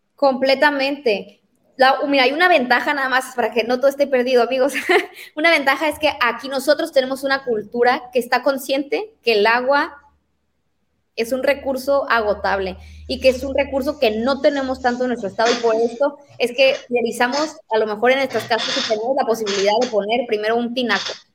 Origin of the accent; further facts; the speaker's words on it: La Paz, Baja California Sur, Mexico; yo porque nací en La Paz